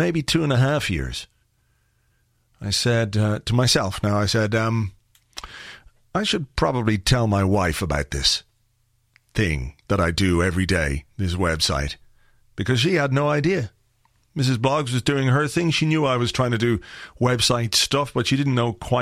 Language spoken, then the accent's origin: English; Ireland; I'm from Ireland